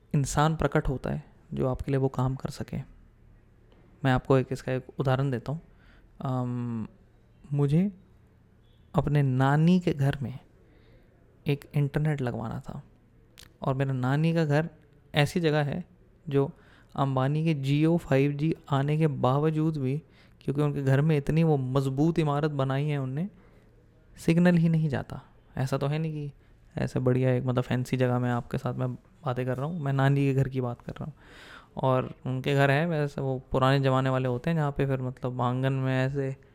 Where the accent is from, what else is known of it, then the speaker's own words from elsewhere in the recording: Delhi, India; moved away; also born or lived in New York / London / San Jose, California / Milpitas, California; दिल्ली में तो चलो पै, पैदा हुआ पला बड़ा